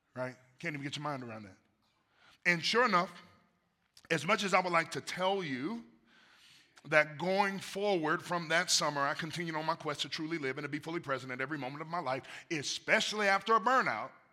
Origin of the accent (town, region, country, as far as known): United States